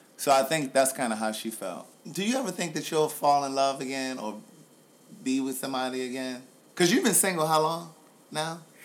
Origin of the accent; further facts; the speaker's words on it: Baltimore, Maryland, United States; moved away as an adult; now in Atlanta, United States; this is my hometown. This is where I grew up. I left here when I was 18, moved away for college.